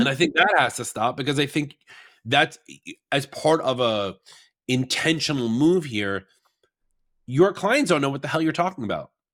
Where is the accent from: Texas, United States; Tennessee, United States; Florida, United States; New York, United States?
New York, United States; I'm from New York